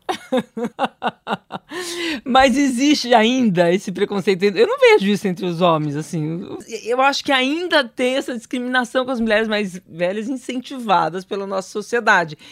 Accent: interior of São Paulo, Brazil; eu sou do interior, de São Paulo

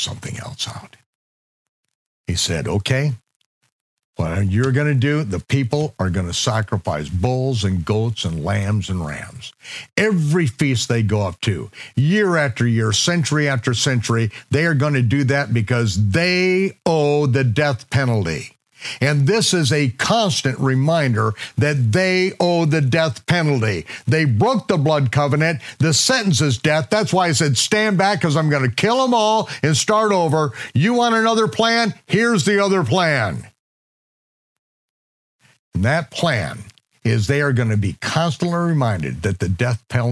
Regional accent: United States; I grew up in America

